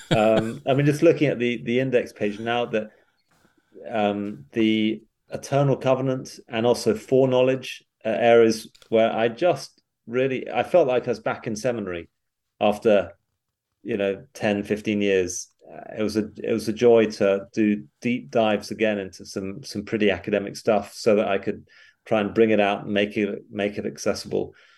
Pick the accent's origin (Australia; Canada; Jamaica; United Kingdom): United Kingdom; moved away as an adult; also born or lived in England; now in Knoxville, United States; I'm, I'm British